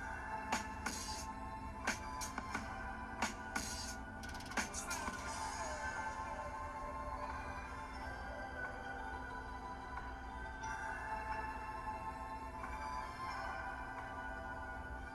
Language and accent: English; Troy, Alabama, United States; my home state, Alabama, my hometown, Troy, Alabama.